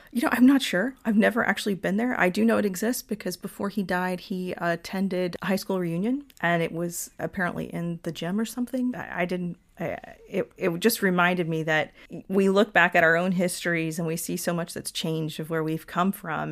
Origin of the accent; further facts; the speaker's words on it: Lawrenceville, Georgia, United States; also born or lived in Atlanta, Georgia / Virginia; now in Florida, United States; I was born in Atlanta, Georgia, and grew up in a town called Lawrenceville, Georgia